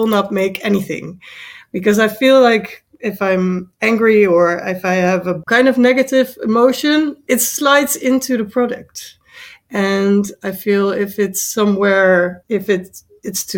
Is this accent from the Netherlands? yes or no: yes; Netherlands; I am from the Netherlands.